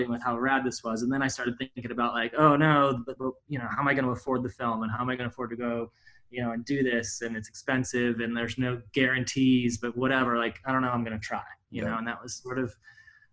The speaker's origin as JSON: {"language": "English", "town": "Livonia", "region": "New York", "country": "United States", "tie": "born or raised there", "also_born_or_lived": "Rochester, New York", "moved": "as an adult", "lives_now": "Los Angeles, United States", "said": "I grew up in Livonia, New York, which is pretty small. It's like about an hour south in the Finger Lakes, and of Rochester"}